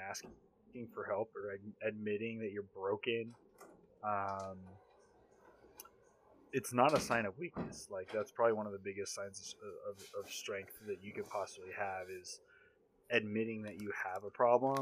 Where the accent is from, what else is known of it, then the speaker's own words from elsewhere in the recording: Southern California, United States; Born and raised in Southern California